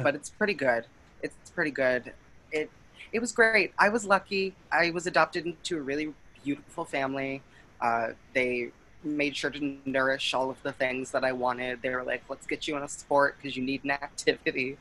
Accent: Buffalo, New York, United States; moved away; I am originally from Buffalo, New York

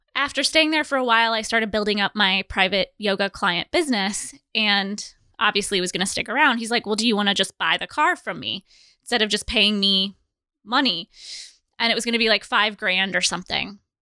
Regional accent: Fort Dodge and Manson, Iowa, United States; So we moved, my mom and I moved from Fort Dodge to Manson. So I had to start over at school. I was, started in seventh grade

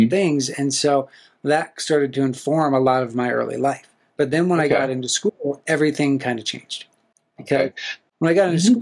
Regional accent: Black Hills of South Dakota, United States; I grew up in the Black Hills of South Dakota

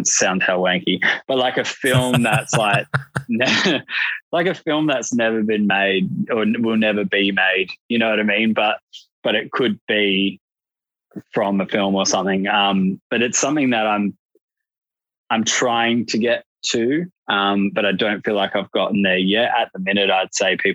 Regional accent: Australia; I'm Australian

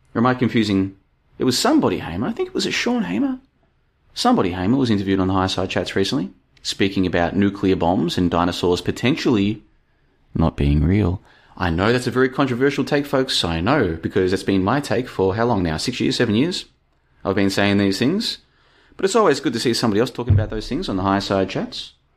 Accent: Australia; moved away as an adult; also born or lived in Brisbane; now in Bulgaria; I'm a thirty-five-year-old dude living in Bulgaria at the moment, and I grew up in Australia, as you can probably tell from my accent.

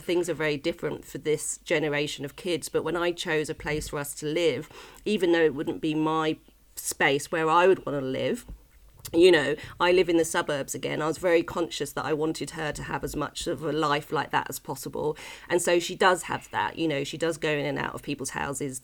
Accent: Watford, East of England, United Kingdom; I grew up in Watford, which was just in the suburbs

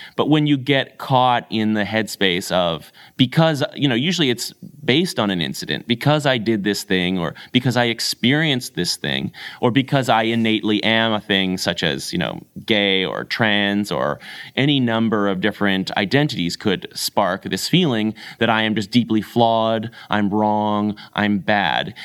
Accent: Canada; I'm a Canadian

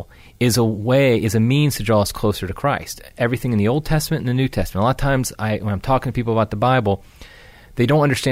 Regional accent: Ohio, United States; moved away as an adult; now in Venice, Florida, United States; I am originally from Ohio

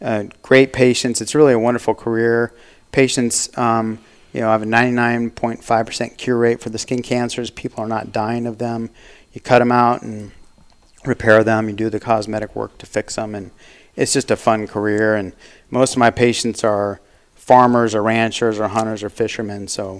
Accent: Scottsdale, Arizona, United States; also born or lived in Phoenix, Arizona / Tucson, Arizona; I'm a native Arizonan. My dad was born in Prescott, Arizona, and I grew up in Scottsdale, like Sweetwater and 60th Street.

